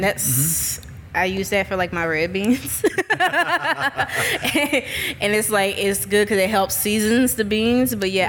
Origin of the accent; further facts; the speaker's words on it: New Orleans, Louisiana, United States; now in Jackson, United States; I am from New Orleans.